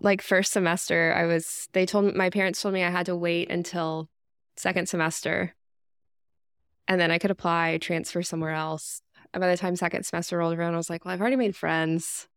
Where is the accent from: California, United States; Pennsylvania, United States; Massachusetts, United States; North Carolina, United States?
North Carolina, United States; Wake Forest; I am from Wake Forest, North Carolina. It's right outside of Raleigh